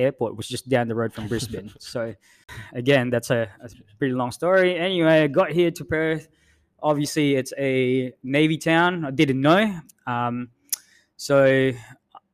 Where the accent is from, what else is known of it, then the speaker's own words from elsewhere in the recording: Philippines; accent: thick American; English is a second language; moved away as an adult; also born or lived in Queensland; now in Western Australia, Australia; My parents migrated to the Philippines when I was still a baby. And I was there for about 20-odd years. Studied high school, then went to uni